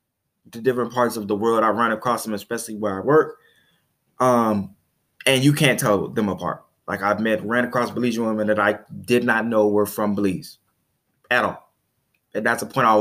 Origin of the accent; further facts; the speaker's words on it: Chicago, Illinois, United States; I'm from Chicago